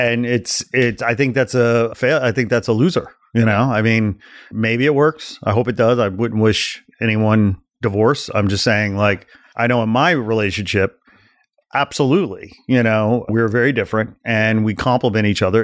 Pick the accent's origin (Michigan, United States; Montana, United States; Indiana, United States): Indiana, United States; Portage; moved away; also born or lived in Gary, Indiana / Chicago; I was born in Gary, Indiana. I grew up in a town just east of there, about fifteen, ten minutes, fifteen minutes called Portage, Indiana